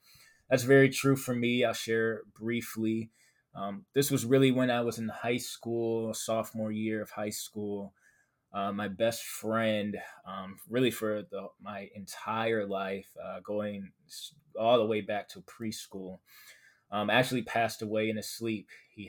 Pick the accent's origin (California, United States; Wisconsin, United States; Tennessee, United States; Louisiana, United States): Wisconsin, United States; Milwaukee; I am from Milwaukee, Wisconsin. So we have a lot of cold weather here.